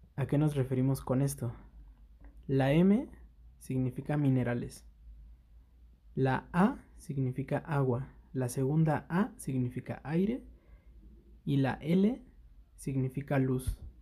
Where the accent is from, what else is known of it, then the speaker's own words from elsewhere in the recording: Mexico City, Mexico; Nosotros somos de la Ciudad de México